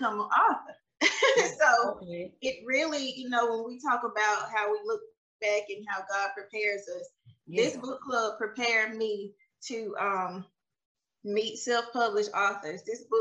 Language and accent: English; Mississippi, United States; moved away as an adult; also born or lived in Alabama; I'm originally from Mississippi.